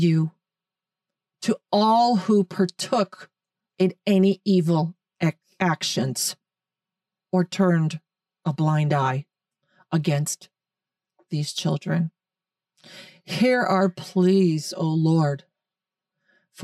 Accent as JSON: {"language": "English", "country": "United States", "said": "We're American. This is America"}